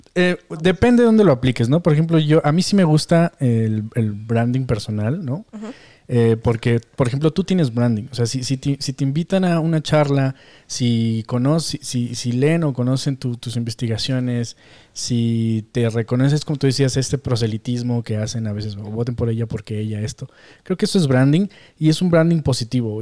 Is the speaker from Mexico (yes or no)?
yes; Mexico; como mexicanos, como latinos